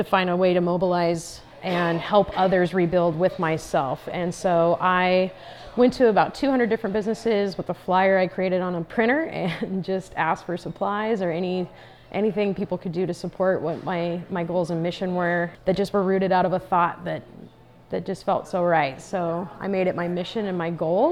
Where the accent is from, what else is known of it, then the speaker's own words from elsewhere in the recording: Paradise, California, United States; I am an artist from Paradise, California